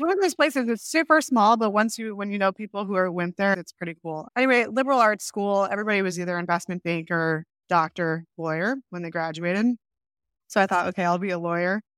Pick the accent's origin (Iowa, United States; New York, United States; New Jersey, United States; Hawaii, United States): New York, United States; Rochester; moved away; I grew up in upstate New York, Rochester, New York, grew up on a farm